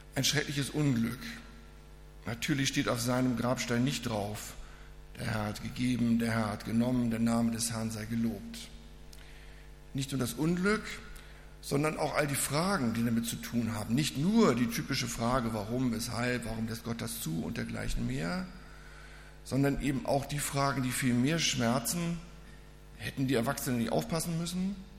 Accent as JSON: {"language": "German", "town": "Reinfeld", "region": "Schleswig-Holstein", "country": "Germany", "tie": "born or raised there", "moved": "yes", "said": "Ich komme aus Rheinfeld, das ist bei Lübeck hinten, so in der Ecke"}